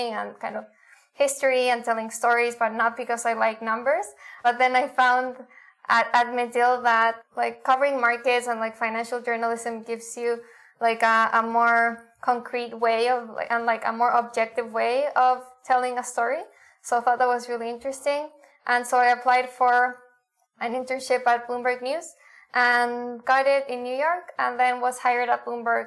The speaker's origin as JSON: {"language": "English", "town": "Santiago", "region": "Santiago Metropolitan Region", "country": "Chile", "also_born_or_lived": "Argentina / United States", "moved": "as an adult", "said": "I'm originally from Chile, from Santiago."}